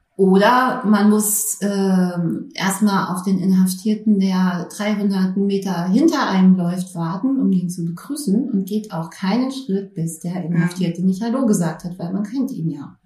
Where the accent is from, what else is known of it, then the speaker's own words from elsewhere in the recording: Berlin, Germany; moved away; Ich äh, bin ursprünglich Berlinerin. Ja, habe aber dann etliche Jahre auch woanders gelebt und bin jetzt seit 2016 wieder in Berlin.